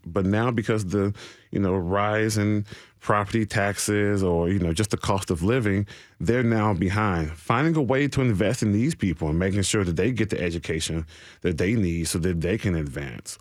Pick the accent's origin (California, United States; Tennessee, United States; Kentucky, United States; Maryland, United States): Tennessee, United States; Nashville; I'm from Nashville proper